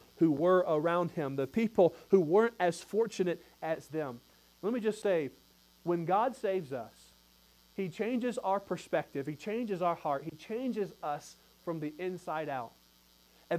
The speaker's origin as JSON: {"language": "English", "country": "United States", "said": "we're American people"}